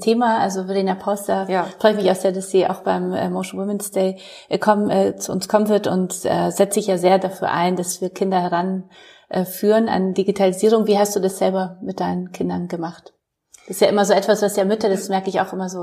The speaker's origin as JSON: {"language": "German", "country": "Poland", "moved": "yes", "lives_now": "Germany", "said": "ich komme aus Polen"}